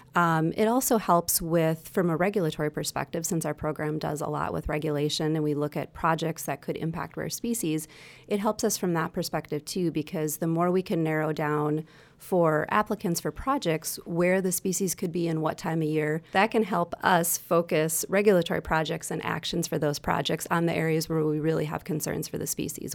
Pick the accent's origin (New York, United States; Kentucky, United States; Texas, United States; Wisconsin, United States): Wisconsin, United States; I'm from Wisconsin, born and raised here